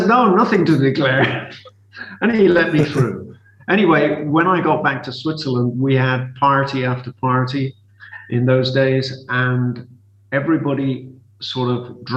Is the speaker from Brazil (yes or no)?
no; South Africa; moved away as an adult; also born or lived in United Kingdom; I spent the best part of my youth in South Africa. Practically all of my teenage years were in South Africa